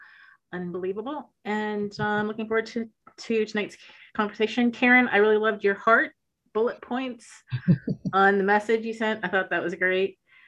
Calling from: Pennsylvania, United States; I'm calling in from Northwestern Pennsylvania near Erie.

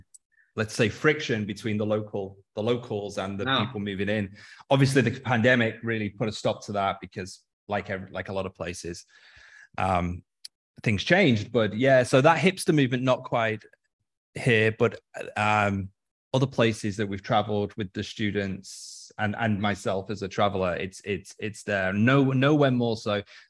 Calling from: Dubai, United Arab Emirates; I'm phoning in from Dubai, downtown Dubai.

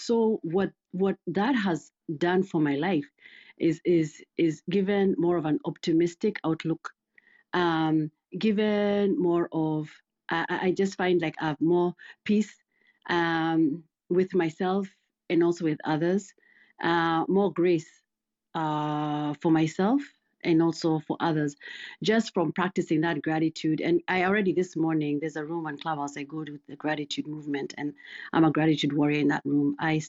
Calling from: Missouri, United States; Sure, I'm doing good. I'm joining from Missouri.

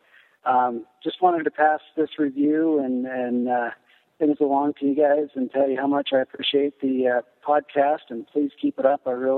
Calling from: Clinton, Utah, United States; I'm calling from Clinton, Utah.

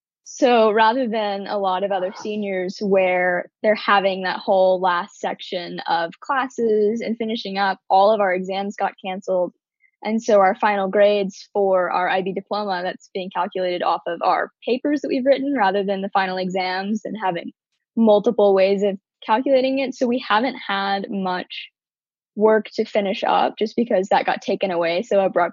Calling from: Dallas, Texas, United States; I'm calling from Dallas, Texas.

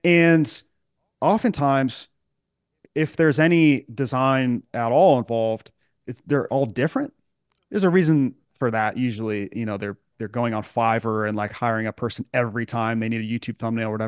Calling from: Charlotte, North Carolina, United States; I'm at my home office in Charlotte, North Carolina.

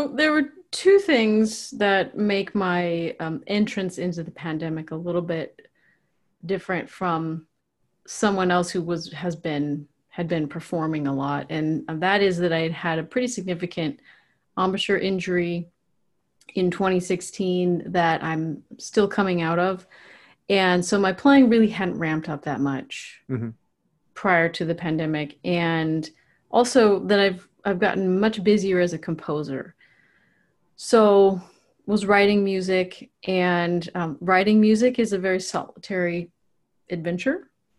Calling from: Puyallup, Washington, United States; I am in Puyallup, Washington.

